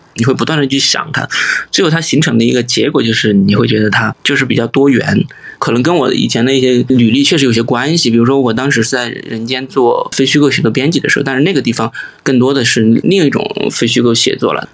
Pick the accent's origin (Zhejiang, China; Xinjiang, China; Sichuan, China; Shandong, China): Sichuan, China; accent: Sichuanese; 我们四川话